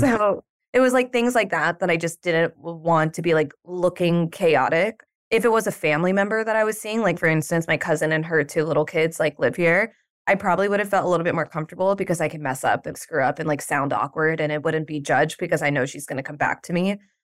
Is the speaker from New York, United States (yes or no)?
yes; New York, United States; I'm from New York